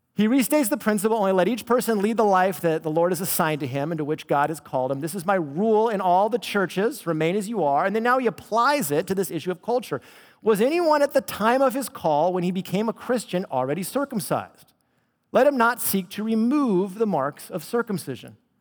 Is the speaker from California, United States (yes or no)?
yes; Bay Area, California, United States; Because I grew up in the Bay Area, I'm a Bay Area native